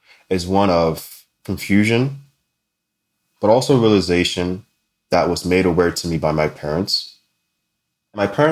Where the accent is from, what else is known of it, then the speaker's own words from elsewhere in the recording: Linden, New Jersey, United States; also born or lived in East Orange, New Jersey; as a kid, my family moved us from the rather unique disadvantaged backgrounds of East Orange, New Jersey, to a more suburban lifestyle in Linden, New Jersey